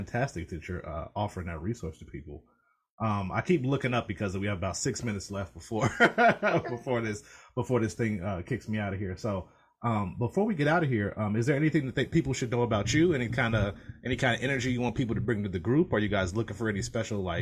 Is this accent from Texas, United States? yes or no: no; Alabama, United States; now in Ohio, United States; I'm from originally from Alabama. I have family down there.